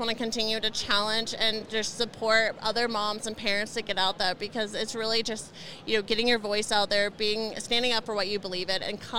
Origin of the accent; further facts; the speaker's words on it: Indiana, United States; now in Colorado, United States; and but when I came from Indiana to Colorado, I became a mom, you know, got married, we bought a house